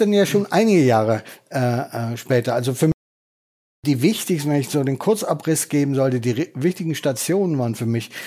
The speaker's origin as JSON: {"language": "German", "region": "North Rhine-Westphalia", "country": "Germany", "also_born_or_lived": "Berlin", "moved": "yes", "said": "ich bin ja Westfale"}